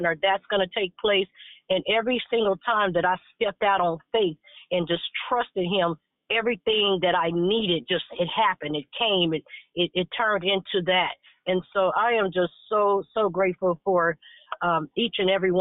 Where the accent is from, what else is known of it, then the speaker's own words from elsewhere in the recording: Chicago, Illinois, United States; moved away; I was baptized at that church. So, you know, I'm from Chicago as well on the south side. My entire family is out there